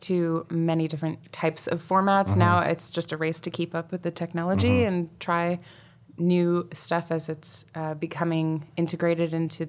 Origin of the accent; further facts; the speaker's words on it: Allentown, Pennsylvania, United States; born there; also born or lived in Coral Springs, United States / Fort Dix, United States; Well, I was born in Allentown, Pennsylvania.